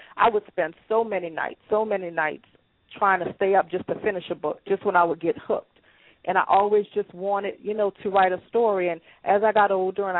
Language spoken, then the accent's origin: English; New Orleans, Louisiana, United States; also born or lived in Chicago / Atlanta; I am born and raised in New Orleans. That's where I currently reside